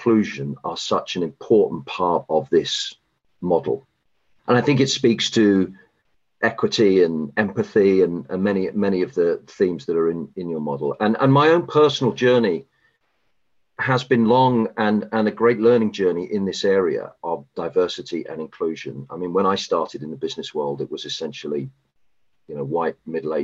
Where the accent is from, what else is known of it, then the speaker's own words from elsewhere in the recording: United Kingdom; moved away as an adult; now in United States; I'm a Brit and I grew up in the UK